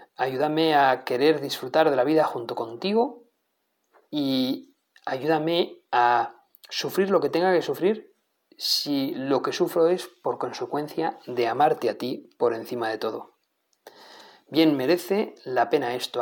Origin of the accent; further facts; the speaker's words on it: Navarre, Spain; soy navarro, como tantos otros que aquí hablamos